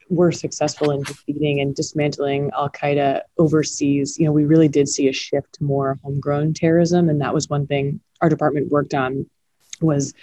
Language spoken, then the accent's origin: English; Connecticut, United States; my home state in Connecticut